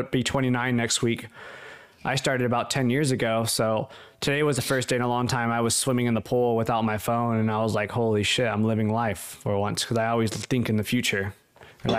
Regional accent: Los Angeles, California, United States; I grew up in Hollywood

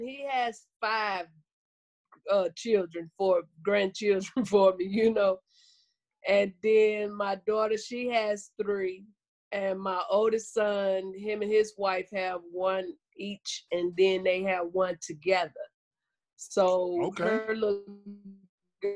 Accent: Blytheville, Arkansas, United States; moved away; also born or lived in St. Louis, Missouri / California; I was born and raised in Arkansas. I'm originally from Blytheville, Arkansas, right by Memphis, Tennessee.

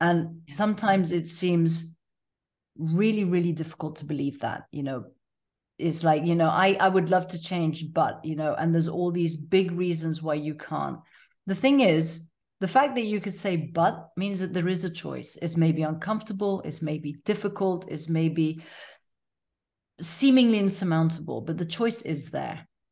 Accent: Tanzania; I was born and raised in Tanzania

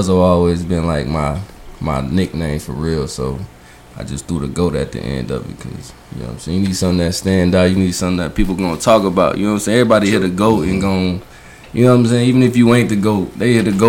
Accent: Springfield, Illinois, United States; moved away as an adult; now in Florida, United States; I'm from Springfield, Illinois

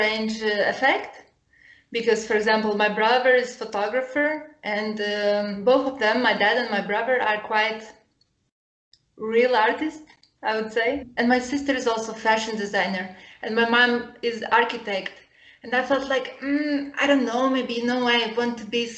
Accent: Lithuania; now in Porto, Portugal; So I grew up in Lithuania. And I grew up in the middle of nowhere, in nature.

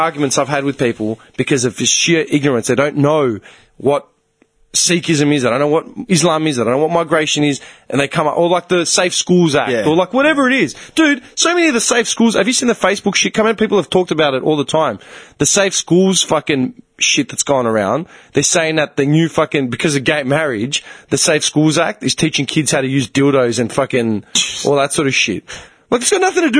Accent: Australia; accent: bogan; I sound like a fucking bogan half the time, and it's because I grew up in Australia

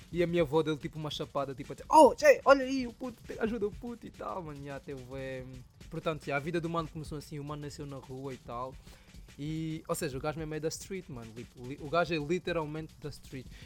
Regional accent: Soyo, Zaire, Angola; now in Portugal; Era tipo um puto angolano, mano, lá, com os pais, mano, a crescer num bairro, num país, tipo, numa zona humilde

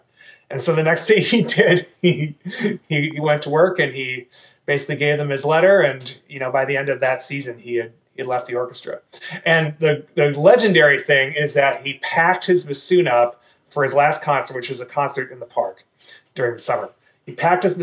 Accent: Milwaukee, Wisconsin, United States; So I was born in Milwaukee, Wisconsin, and that's where I grew up.

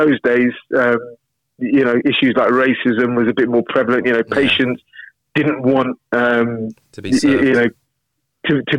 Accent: London, United Kingdom; also born or lived in Camberley, Surrey; I was born in South London. Spent our kind of early childhood around South London, and then teenage years I grew up just outside of London in a place called Camberley

